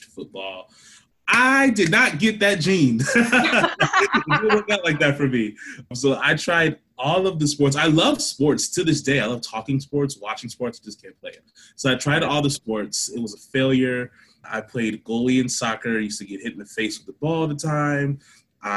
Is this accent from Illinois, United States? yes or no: no; Akron, Ohio, United States; also born or lived in Berea, Ohio; I'm from Akron, Ohio, which is where I'm quarantined at right now